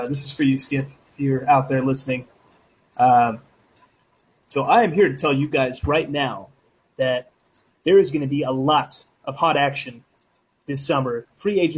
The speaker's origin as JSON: {"language": "English", "town": "Westlake Village", "region": "California", "country": "United States", "tie": "born or raised there", "said": "I grew up in Westlake Village, California"}